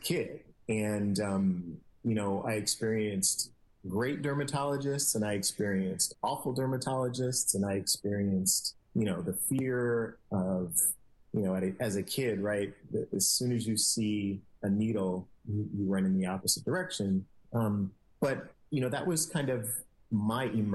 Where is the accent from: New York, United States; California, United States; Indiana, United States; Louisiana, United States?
California, United States; San Francisco; I'm a San Francisco native, so I grew up in the city